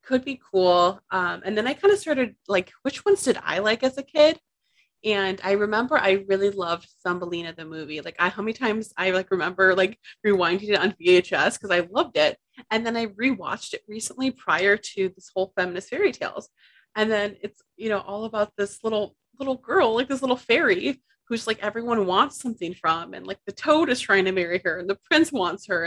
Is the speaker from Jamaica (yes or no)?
no; Midwest, United States; I am a Latina from the Midwest